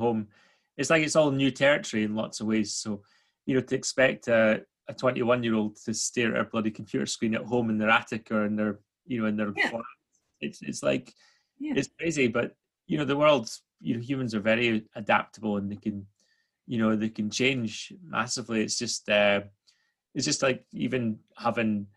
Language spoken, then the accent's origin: English; Angus, Scotland, United Kingdom; also born or lived in Aberdeen / Fife; now in Glasgow, United Kingdom; I'm an East Coaster originally, so I'm not from Glasgow